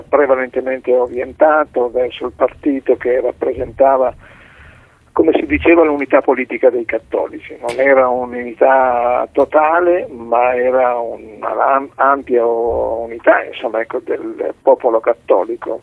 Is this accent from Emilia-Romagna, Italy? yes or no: yes; Reggio Emilia, Emilia-Romagna, Italy; io sono di Reggio Emilia